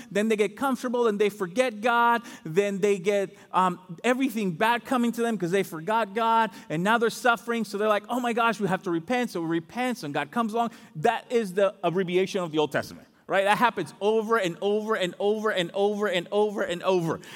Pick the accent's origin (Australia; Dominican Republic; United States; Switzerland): Dominican Republic; moved away; I'm from the Dominican Republic